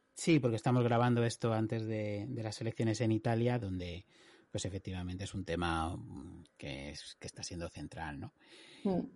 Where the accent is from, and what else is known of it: Spain; now in United Kingdom